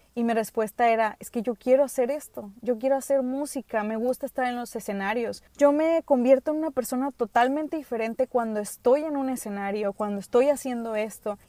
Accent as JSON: {"language": "Spanish", "country": "United States", "tie": "born or raised there", "first_language": "English", "second_language": "Spanish", "moved": "yes", "said": "yo nací, como les he dicho, en Estados Unidos. Allá no tenía primos, pues soy hija única"}